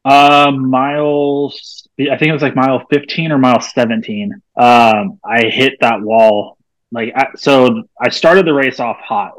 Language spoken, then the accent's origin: English; Santa Rosa, California, United States; moved away; I grew up in Santa Rosa